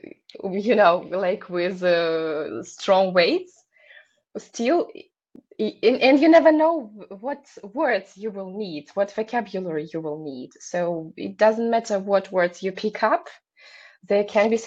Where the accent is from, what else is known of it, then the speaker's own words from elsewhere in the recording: Belarus; first language Russian; English is a second language; moved away as an adult; now in Lithuania; I'm from Belarus